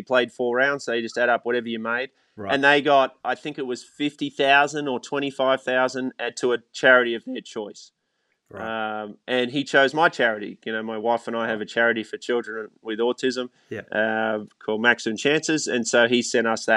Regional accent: Australia; the club I grew up at in Australia

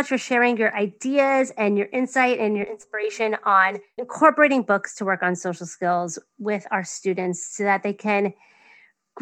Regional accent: New York, United States; accent: New York; my New York accent

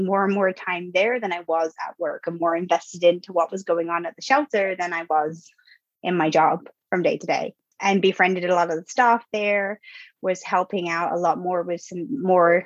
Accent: England, United Kingdom; moved away; I'm from the UK. So I grew up in England, went to school there

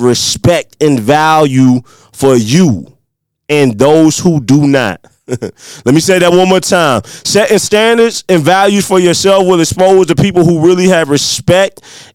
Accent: Midwest, United States; accent: country; with my little country accent, you know, I'm a Midwest country boy

